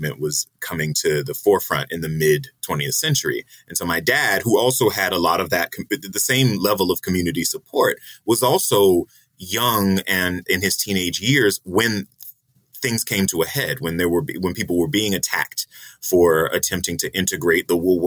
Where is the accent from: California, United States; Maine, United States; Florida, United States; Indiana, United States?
Florida, United States; Jacksonville; moved away; also born or lived in Washington, D.C. / Colombia / Sao Paulo; I grew up in Jacksonville in the 80s